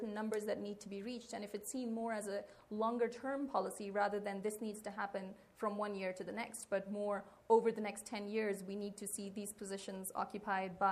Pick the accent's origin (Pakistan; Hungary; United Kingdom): Pakistan; I come from Pakistan